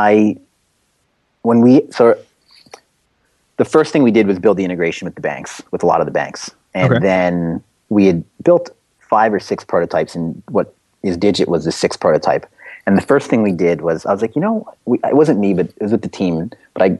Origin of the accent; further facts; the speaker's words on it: Baltimore, Maryland, United States; I'm originally from Baltimore